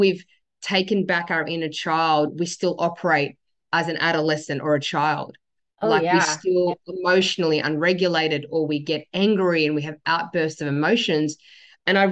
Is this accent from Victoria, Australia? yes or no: no; Sydney, New South Wales, Australia; I was born in Sydney. My dad migrated here in 1975. I was born in 1976